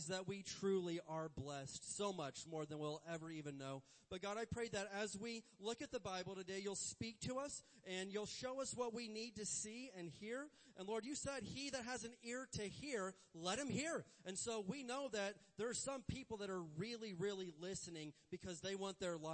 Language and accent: English; Indiana, United States; I grew up in the Midwest in Indiana, and we had tornadoes.